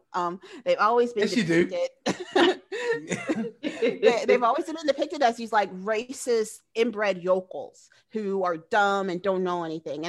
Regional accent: Decatur, United States; I grew up in Decatur.

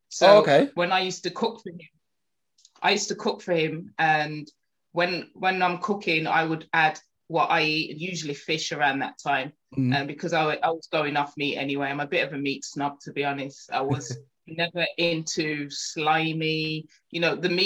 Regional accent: Birmingham, West Midlands, United Kingdom; also born or lived in Small Heath, Birmingham / Rubery; I was brought up in Handsworth and Lee Bank

